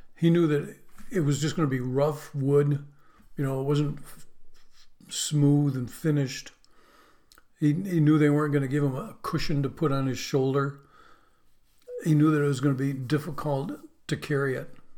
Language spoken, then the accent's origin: English; Western New York, United States; moved away; where I grew up in Western New York